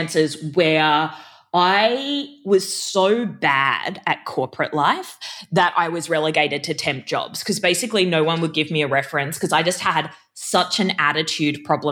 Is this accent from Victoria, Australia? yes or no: no; Brisbane, Queensland, Australia; also born or lived in Sydney; I grew up in a suburb called Zilmere in Brisbane, which was a housing commission estate.